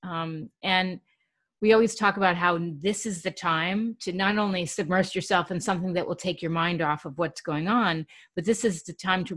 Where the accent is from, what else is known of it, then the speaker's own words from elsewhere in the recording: New York, United States; I grew up in New York